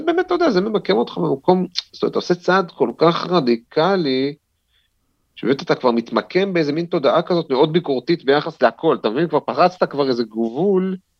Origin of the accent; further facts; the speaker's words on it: Jerusalem, Jerusalem District, Israel; נולדתי בעצם בירושלים, בבית וגן, בעוזיאל, אבל מגיל שלוש בערך עברנו לגילו, עד גיל 19